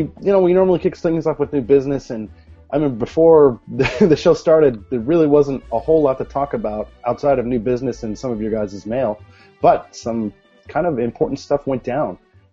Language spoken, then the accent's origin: English; United States; Okay, I'm American.